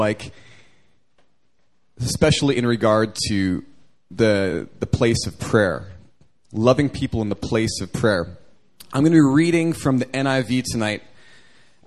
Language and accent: English; Canada; moved away as an adult; now in Seoul, South Korea; growing up in Canada